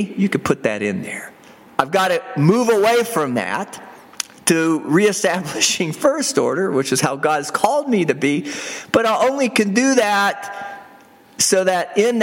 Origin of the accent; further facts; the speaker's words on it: United States; I identify as a citizen of the United States